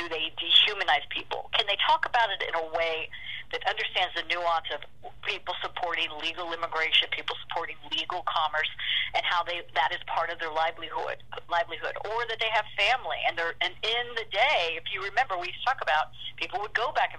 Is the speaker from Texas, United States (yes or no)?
yes; Corpus Christi, Texas, United States; I'm from Corpus Christi, you know, the gateway to the valley, and from five generations of Texans